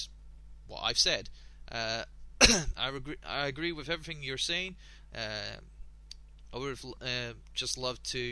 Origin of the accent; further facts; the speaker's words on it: Scotland, United Kingdom; I am Scottish.